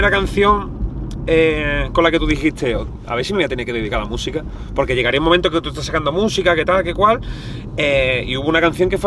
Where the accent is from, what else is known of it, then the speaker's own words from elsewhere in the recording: Community of Madrid, Spain; Yo de aquí de arriba, hermano, de toda la vida.